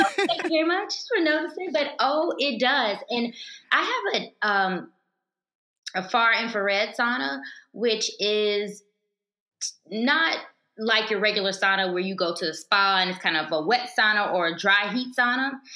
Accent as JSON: {"language": "English", "region": "Alabama", "country": "United States", "tie": "born or raised there", "also_born_or_lived": "Virginia", "moved": "as an adult", "said": "I grew up in Alabama. I'm a country girl"}